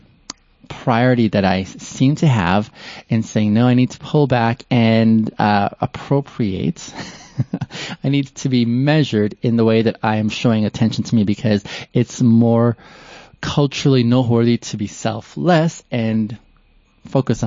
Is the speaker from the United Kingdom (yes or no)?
no; Canada; moved away as an adult; also born or lived in Ethiopia / Kenya; now in Calgary, Canada; I moved to Canada on the West Coast, and that's where I grew up.